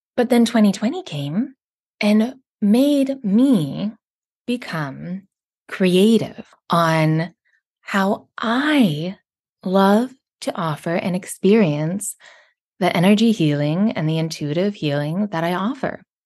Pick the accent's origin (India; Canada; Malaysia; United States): Canada; I'm from Canada